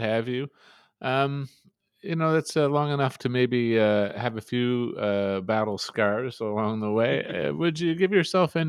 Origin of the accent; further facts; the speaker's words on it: Canada; as a Canadian